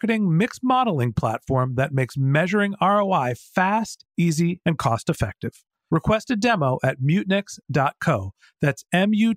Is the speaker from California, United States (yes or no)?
yes; Northern California, United States; I'm from Northern California